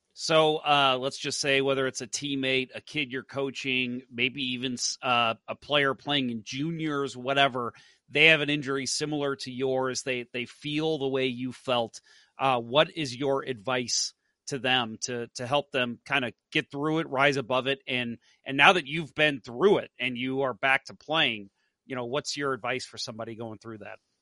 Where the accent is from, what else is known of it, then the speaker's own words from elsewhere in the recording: St. Louis, Missouri, United States; also born or lived in Dallas; I born and raised in St. Louis